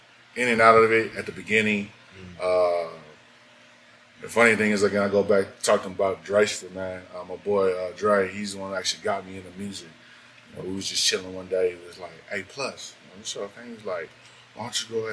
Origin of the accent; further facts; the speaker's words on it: San Diego, California, United States; Off of Southeast San Diego, Paradise Hills is where I grew up